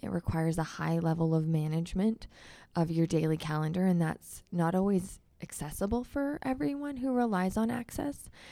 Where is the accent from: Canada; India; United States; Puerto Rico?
Canada; Calgary, Alberta; I am born and raised in Ward Nine, um, which is the communities that I am running to be their city councilor and grew up in Forest Lawn